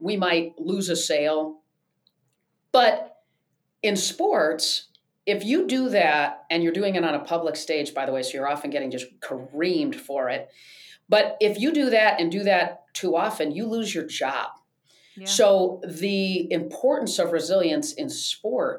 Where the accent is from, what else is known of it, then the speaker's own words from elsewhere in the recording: East Lansing, Michigan, United States; growing up in Michigan